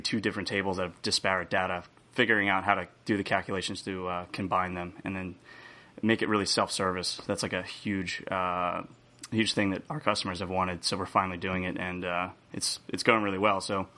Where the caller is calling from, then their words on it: Ocean City, New Jersey, United States; I'm broadcasting from Ocean City, New Jersey